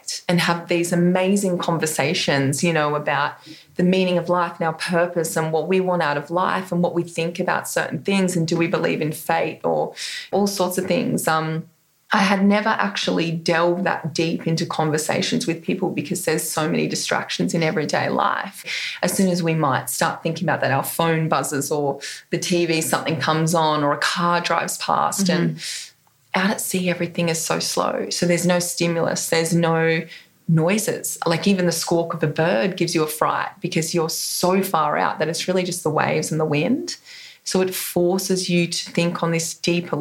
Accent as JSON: {"language": "English", "town": "Coffs Harbour", "region": "New South Wales", "country": "Australia", "tie": "born or raised there", "said": "coming into my hometown of Coffs Harbour where I grew up"}